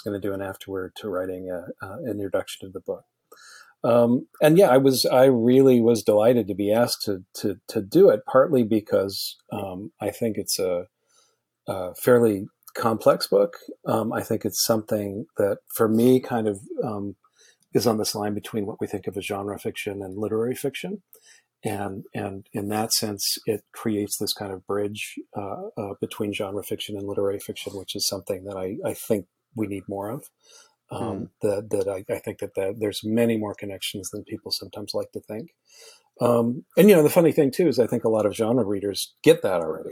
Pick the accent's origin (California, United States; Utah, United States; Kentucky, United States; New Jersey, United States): Utah, United States; also born or lived in Rhode Island; now in Los Angeles, United States; I grew up in Utah and have lived everywhere after